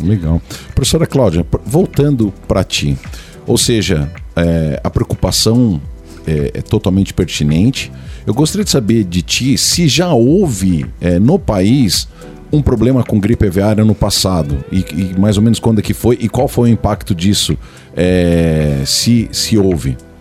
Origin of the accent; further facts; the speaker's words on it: São Paulo, Brazil; eu sou de São Paulo